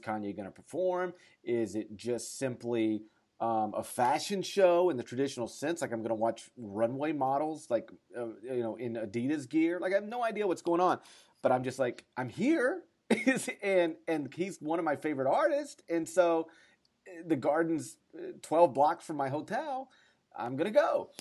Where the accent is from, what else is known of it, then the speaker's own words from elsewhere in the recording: North Mississippi, United States; I'm from North Mississippi